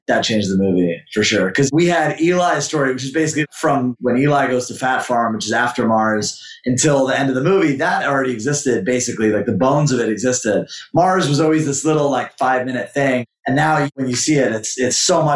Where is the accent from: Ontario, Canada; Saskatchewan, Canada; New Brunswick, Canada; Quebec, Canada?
Quebec, Canada; Montreal; moved away; also born or lived in New York; When I grew up skating in Montreal